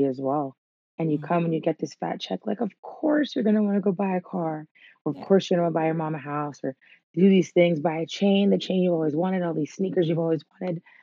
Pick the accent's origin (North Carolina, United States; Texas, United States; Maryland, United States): Maryland, United States; Silver Spring; moved away; I'm from Silver Spring, Maryland, Montgomery County, till the day I die.